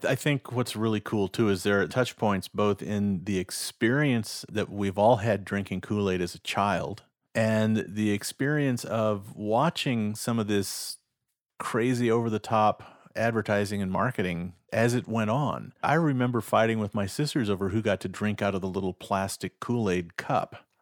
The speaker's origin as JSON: {"language": "English", "region": "Nebraska", "country": "United States", "said": "my home state of Nebraska"}